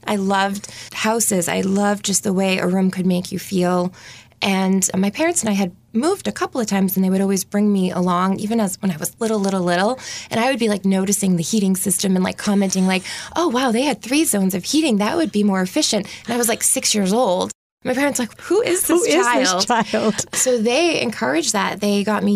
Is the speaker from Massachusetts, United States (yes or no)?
yes; Pembroke, Massachusetts, United States; I loved growing up in Pembroke